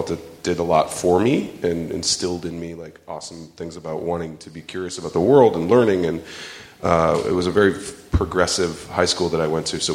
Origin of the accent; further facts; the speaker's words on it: St. Louis, Missouri, United States; I grew up in St. Louis, Missouri